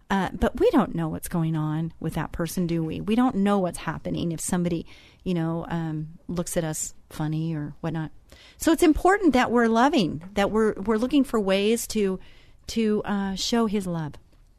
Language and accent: English; Texas, United States; I'm Texan.